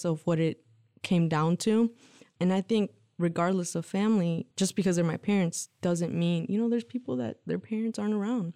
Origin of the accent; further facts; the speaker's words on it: Lansing, Michigan, United States; also born or lived in Mexico; My parents immigrated to the U.S. when I was three. They brought my brother and I. Um, my brother's a year old, younger than me, so okay. he's two and I was three. They migrated to um, Lansing, Michigan